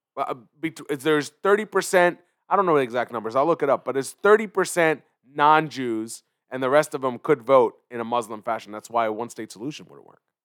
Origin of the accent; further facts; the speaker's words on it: Philadelphia, Pennsylvania, United States; also born or lived in Israel; grew up in Philly